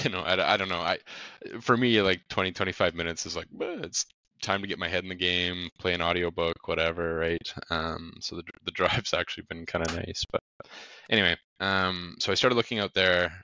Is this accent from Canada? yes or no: yes; Grande Prairie, Alberta, Canada; I'm from Grand Prairie originally. I was born and raised here. It's like a city of 70,000 people, big oil and gas city in Alberta, Canada.